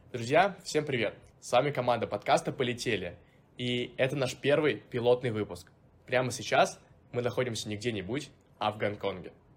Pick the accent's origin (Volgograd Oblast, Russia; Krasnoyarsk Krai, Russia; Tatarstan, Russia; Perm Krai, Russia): Volgograd Oblast, Russia; Volgograd; moved away as an adult; also born or lived in Saint Petersburg; я из города Волгоград